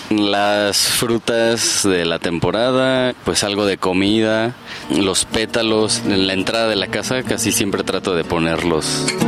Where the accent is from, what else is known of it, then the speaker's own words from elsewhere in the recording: Mexico; es importante pues mantener toda esa identidad, pues como mexicanos, ¿no? Que es algo muy propio de, de aquí.